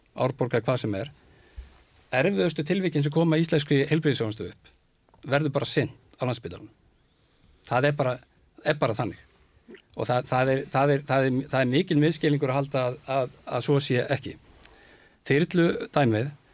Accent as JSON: {"language": "Icelandic", "town": "Seltjarnarnes", "region": "Capital Region", "country": "Iceland", "tie": "born or raised there", "said": "ég úlst upp út seldjarnesi"}